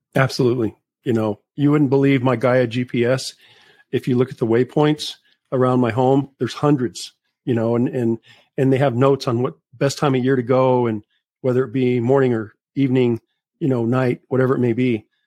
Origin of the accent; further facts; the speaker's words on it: Las Cruces, New Mexico, United States; Las Cruces, New Mexico, and I've lived here my whole life